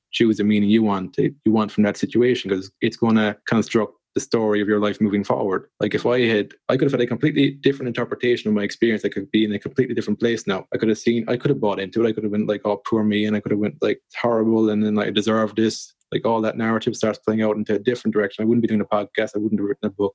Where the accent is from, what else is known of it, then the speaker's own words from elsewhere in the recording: Ireland; a guy growing up in Ireland